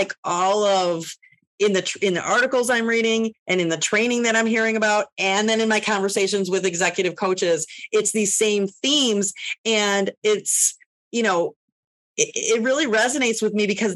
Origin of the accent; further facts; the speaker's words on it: Northwest Indiana, United States; now in Chicago, United States; I'm was born and raised in Northwest Indiana